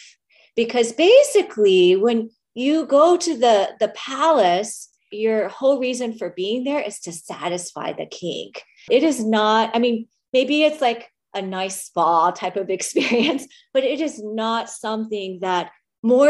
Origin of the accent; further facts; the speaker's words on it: United States; to be an Asian American woman